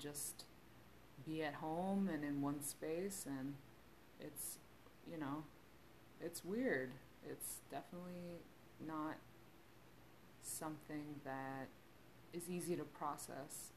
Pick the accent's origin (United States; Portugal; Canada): United States; I am Korean American